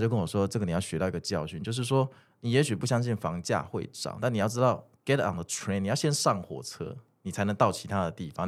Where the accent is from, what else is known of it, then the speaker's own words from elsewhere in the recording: Kaohsiung, Taiwan; moved away as an adult; also born or lived in Zhonghe, New Taipei; 我是高雄人